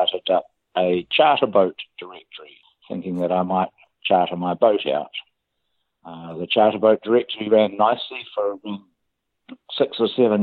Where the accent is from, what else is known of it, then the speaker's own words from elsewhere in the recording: Auckland, New Zealand; moved away as an adult; also born or lived in Wellington; now in Nelson, New Zealand; I was born in Wellington. I grew up at Auckland and then I moved to Nelson 24 years ago. So I live in Nelson now.